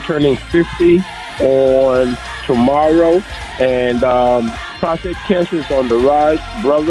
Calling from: Atlanta, Georgia, United States; I'm calling out of Atlanta.

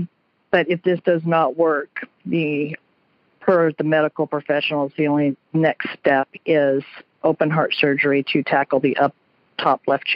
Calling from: South Portland, Maine, United States; I am calling from South Portland, Maine.

